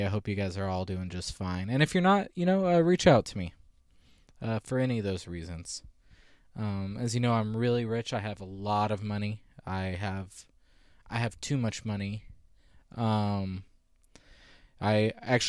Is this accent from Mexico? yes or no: no; Visalia, California, United States; Visalia, which is my hometown, and we went to the same high school